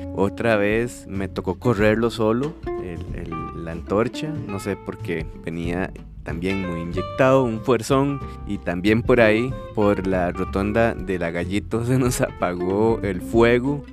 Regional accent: Guadalupe, San José, Costa Rica; yo era atleta del cantón de Guaycochea y también era atleta del liceo, Liceo Napoleón Quesada, y me tocaba también representar a Costa Rica

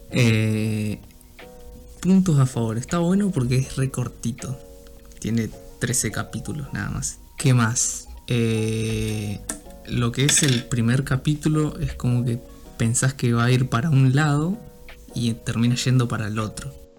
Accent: Rosario, Santa Fe, Argentina; yo soy de, digamos, de Santa Fe, de, de, de Rosario

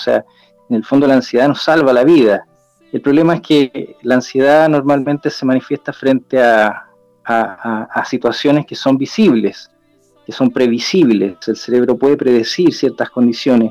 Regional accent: Chile; en mi país, en Chile

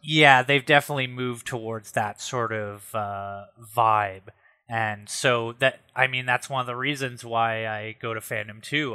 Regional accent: Ottawa, Ontario, Canada; when I was growing up in the South End

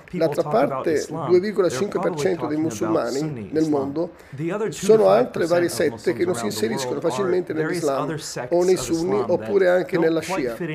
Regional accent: United States; Italian is a second language; Io stesso sono nato negli Stati Uniti, cresciuto in Occidente, quindi vedo il mondo diverso da quelli che sono cresciuti ad est.

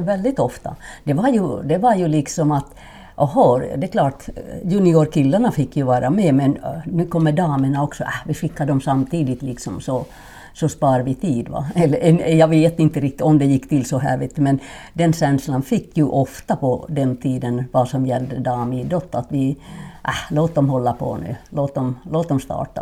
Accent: Finland; Swedish is a second language; moved away as an adult; also born or lived in Norrland / Borås, Sweden; now in Sweden; min första skidtävling gjorde jag när jag var sex år hemma i Finland

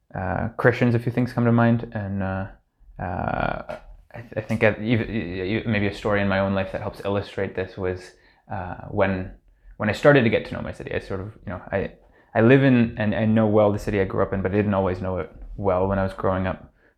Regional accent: Hamilton, Ontario, Canada; I grew up in Hamilton, uh, the oldest of four siblings, uh, all of whom are still in Hamilton

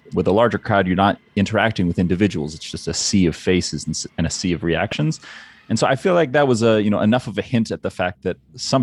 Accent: Delaware, United States; And I'm from Delaware

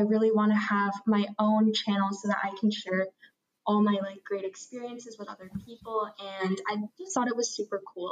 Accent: Vancouver, British Columbia, Canada; also born or lived in Toronto; I grew up in Vancouver

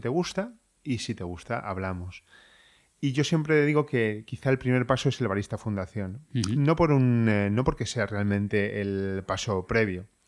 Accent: Madrid, Community of Madrid, Spain; moved away as an adult; also born or lived in Ireland; now in Madrid, Spain; yo soy de Madrid

